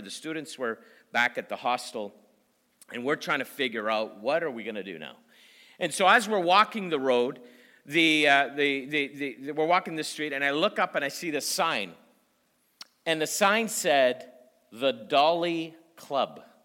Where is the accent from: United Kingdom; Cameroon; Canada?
Canada; I'm from Canada